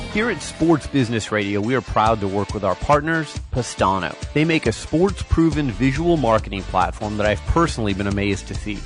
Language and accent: English; Phoenix, Arizona, United States; I'm a native Phoenician born and raised in Phoenix, Arizona